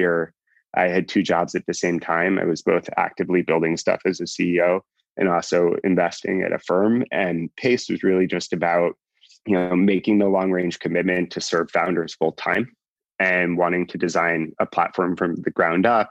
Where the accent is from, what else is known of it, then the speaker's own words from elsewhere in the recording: New York, United States; So I grew up in New York.